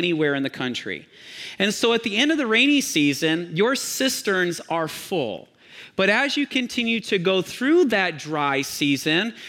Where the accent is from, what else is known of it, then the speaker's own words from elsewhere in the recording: Michigan, United States; I grew up in Michigan, and we only had two seasons as well.